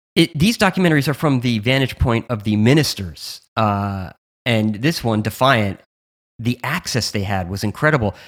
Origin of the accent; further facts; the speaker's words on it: New Jersey, United States; I'm from New Jersey